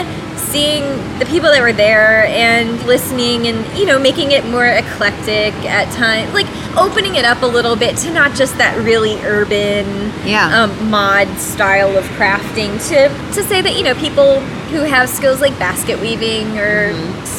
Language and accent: English; O'Fallon, United States; born or raised there